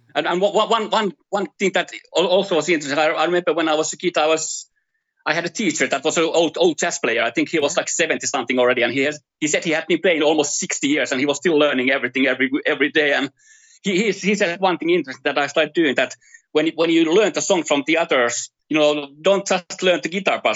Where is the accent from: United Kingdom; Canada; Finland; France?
Finland; moved away as an adult; now in Brazil; I'm from Finland. So I first first thirty years of my life I spent in Finland